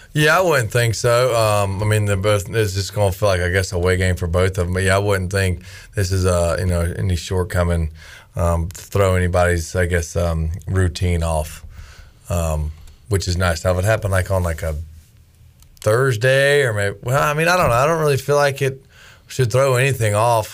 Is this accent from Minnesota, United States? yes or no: no; Winston-Salem, North Carolina, United States; moved away; Winston-Salem, my hometown, Winston-Salem